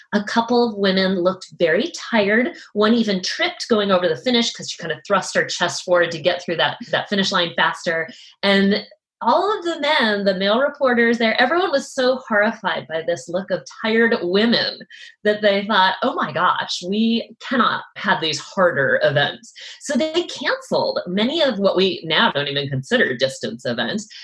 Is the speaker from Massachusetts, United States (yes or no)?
yes; Massachusetts, United States; now in Seattle, United States; I'm from Massachusetts